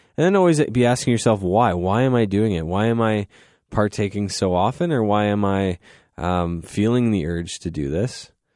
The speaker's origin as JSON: {"language": "English", "town": "Goderich", "region": "Ontario", "country": "Canada", "tie": "born or raised there", "lives_now": "London, Canada", "said": "I'm from Goderich, so we didn't have a cafeteria"}